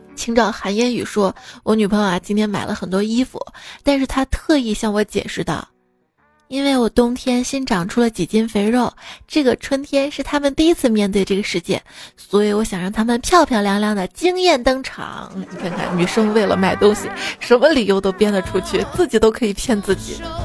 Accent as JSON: {"language": "Chinese", "region": "Shaanxi", "country": "China", "accent": "Shaanxi dialect", "said": "这我们陕西话"}